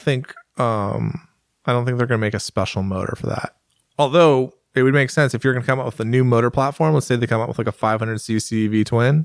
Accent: United States; I'm an American

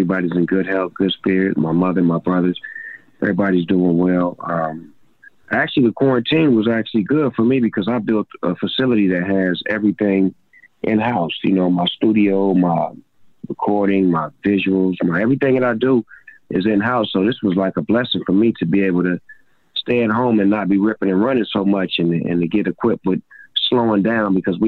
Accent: Long Beach, California, United States; I grew up a Laker fan growing up in Long Beach

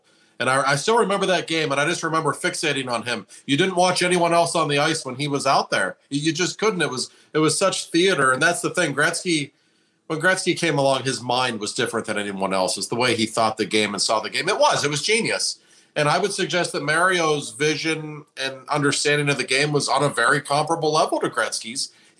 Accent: Pittsburgh, Pennsylvania, United States; I'm from Pittsburgh

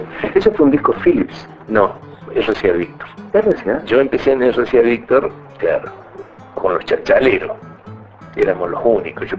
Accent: Córdoba, Argentina; como cordobés

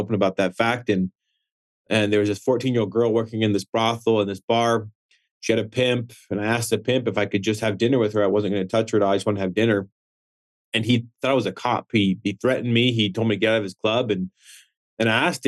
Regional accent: Wyoming, United States; growing up in Wyoming

